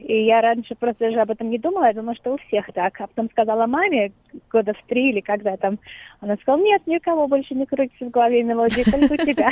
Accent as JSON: {"language": "Russian", "region": "Moscow", "country": "Russia", "tie": "born or raised there", "moved": "yes", "said": "Я выросла, да, в Москве, совсем недалеко от Новодевичьего монастыря"}